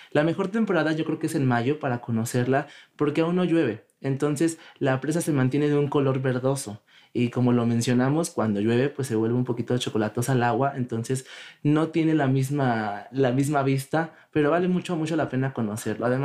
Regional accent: Tlatlauquitepec, Puebla, Mexico; yo soy de ahí. así que yo, defiendo a mi pueblo.

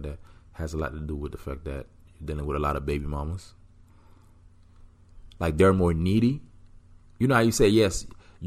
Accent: Miami, Florida, United States; I grew up in Miami

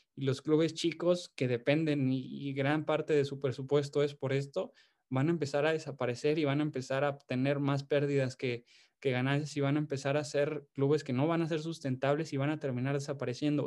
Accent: Mexico

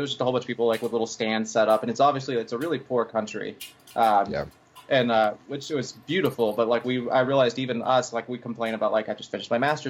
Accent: Texarkana, Texas, United States; moved away; I'm from Texarkana, which is like the most far east northeast corner of Texas

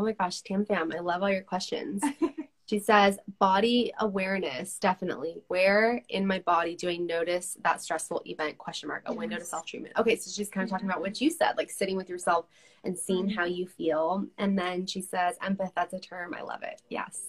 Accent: California, United States; now in Utah, United States; Because I came from California, very Democrat

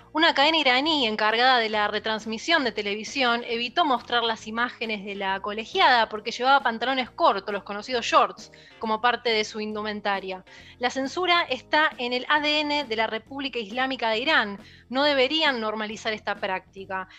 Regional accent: Argentina; como argentina

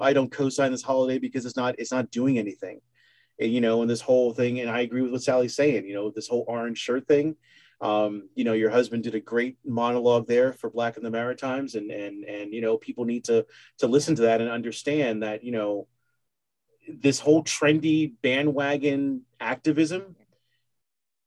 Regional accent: United States; I'm an American

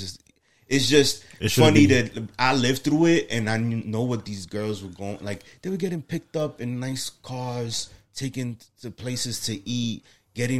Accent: New York City, New York, United States; We're three guys from the Bronx

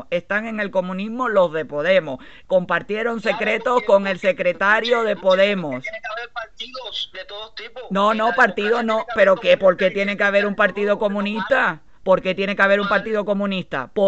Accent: Spain; yo soy española también. Yo he vivido toda mi vida adulta en España. Yo he estudiado en España.

